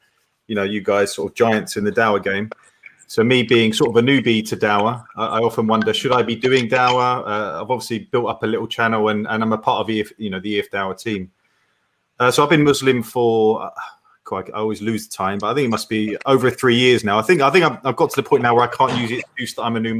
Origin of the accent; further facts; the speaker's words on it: England, United Kingdom; being an Englishman